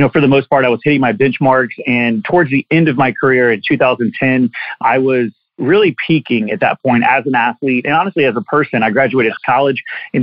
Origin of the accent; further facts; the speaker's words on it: Orangeburg, South Carolina, United States; I'm a South Carolina native. I was born in Orangeburg, South Carolina, pretty small town, and I kind of grew up on the outskirts as well